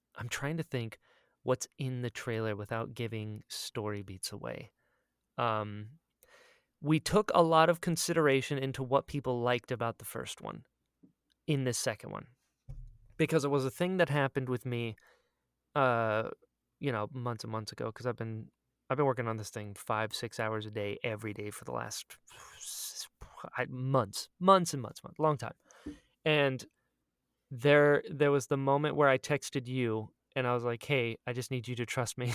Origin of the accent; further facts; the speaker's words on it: United States; I outed myself as an American immediately.